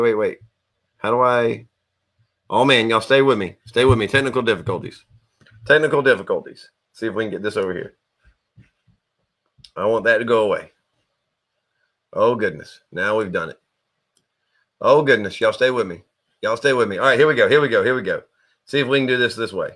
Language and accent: English; the South, United States; I'm a Southerner